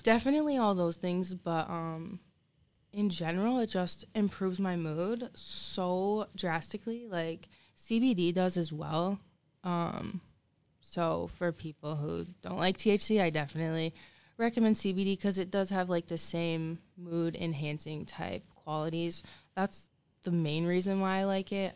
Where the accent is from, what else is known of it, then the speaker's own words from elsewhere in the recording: Lansing, Michigan, United States; I was born in Lansing at Sparrow